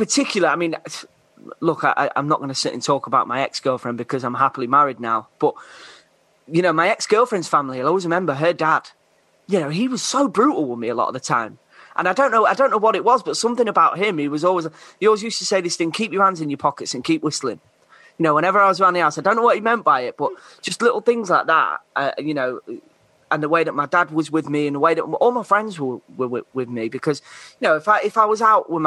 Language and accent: English; Grimsby, Yorkshire and the Humber, United Kingdom; I grew up in Grimsby